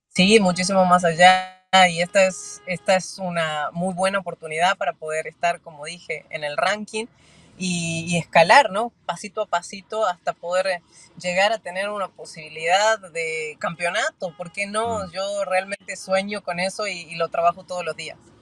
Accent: Argentina; todo el mundo sabe que soy argentina

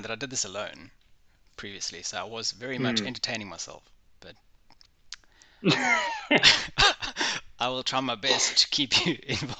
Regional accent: South Africa; I am obviously from South Africa. I don't sound very South African sometimes, but I do try when I have to.

